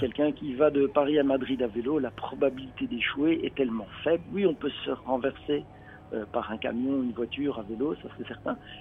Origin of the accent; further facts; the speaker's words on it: Belgium; je suis belge